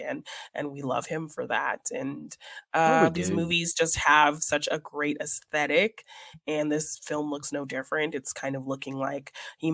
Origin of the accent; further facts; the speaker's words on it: Canada; I'm Canadian.